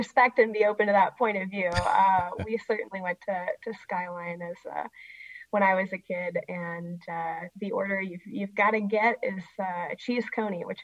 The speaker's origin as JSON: {"language": "English", "town": "Cincinnati", "region": "Ohio", "country": "United States", "tie": "born or raised there", "said": "I grew up in Cincinnati, Ohio"}